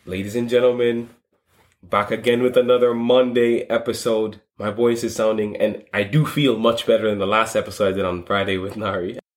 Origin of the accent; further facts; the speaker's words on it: London, United Kingdom; I grew up in Streatham